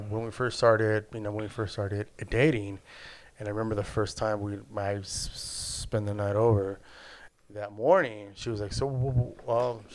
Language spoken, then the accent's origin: English; El Salvador; Um, I'm Central American, so we eat a lot of pupusas.